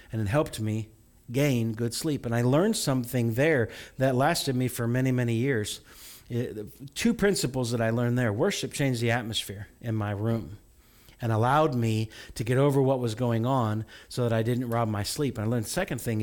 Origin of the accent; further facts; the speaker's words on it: Farmer City, Illinois, United States; I grew up in a small town. You know, Farmer City is the town